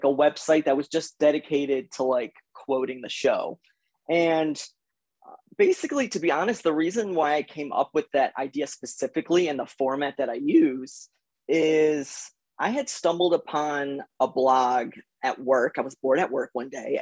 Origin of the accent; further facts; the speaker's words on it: Connecticut, United States; I am from Connecticut